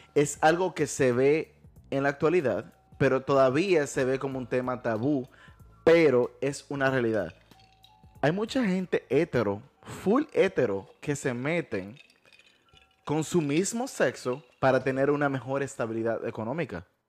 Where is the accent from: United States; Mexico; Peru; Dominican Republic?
Dominican Republic; en mi país, la República Dominicana